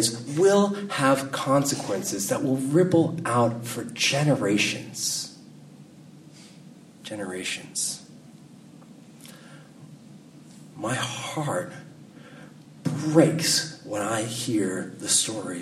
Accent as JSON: {"language": "English", "region": "California", "country": "United States", "said": "I'm a Californian"}